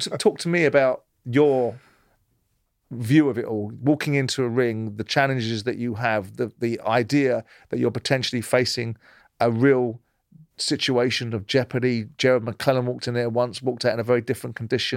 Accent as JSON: {"language": "English", "region": "London", "country": "United Kingdom", "tie": "born or raised there", "moved": "yes", "said": "I grew up in South London"}